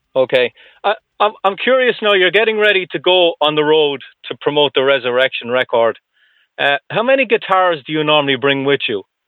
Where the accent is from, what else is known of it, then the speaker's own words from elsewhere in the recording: Ireland; I'm from Ireland